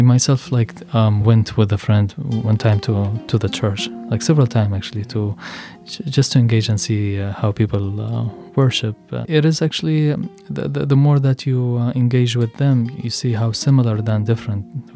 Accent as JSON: {"language": "English", "country": "Yemen", "also_born_or_lived": "Michigan", "moved": "yes", "lives_now": "United States", "said": "I am from Yemen"}